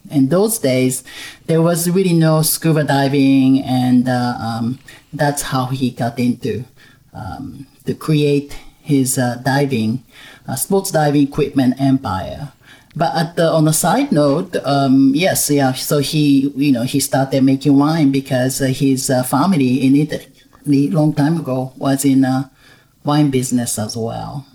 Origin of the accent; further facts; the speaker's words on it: Kobe, Hyogo, Japan; moved away as an adult; also born or lived in Tokyo, Japan / London, United Kingdom / Caribbean; I was born and raised in Japan. Mm-hmm. Um, I'm originally from Kobe, Japan, and uh, I mainly grew up in Kobe